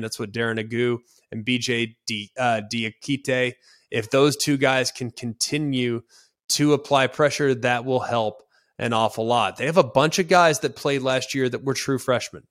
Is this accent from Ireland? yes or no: no; Dallas, Texas, United States; I'm from Dallas